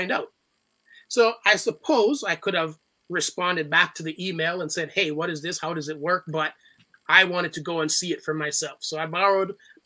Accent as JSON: {"language": "English", "town": "Toronto", "region": "Ontario", "country": "Canada", "tie": "born or raised there", "said": "growing up in Scarborough"}